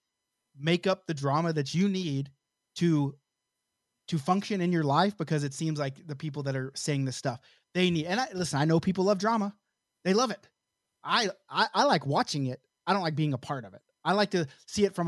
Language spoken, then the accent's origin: English; Oklahoma, United States; I'm from Oklahoma